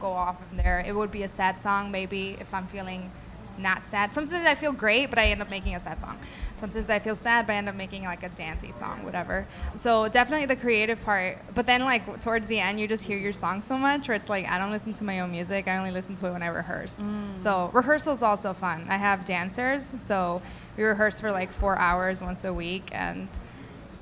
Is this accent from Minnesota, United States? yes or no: no; Chicago, Illinois, United States; I am from Albany Park